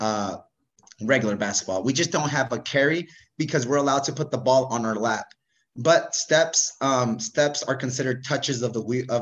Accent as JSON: {"language": "English", "area": "Bay Area", "region": "California", "country": "United States", "said": "I'm from the Bay Area"}